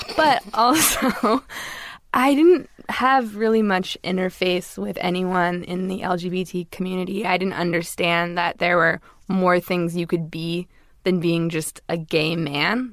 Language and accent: English; Los Angeles, California, United States; I grew up in Los Angeles in a very liberal community.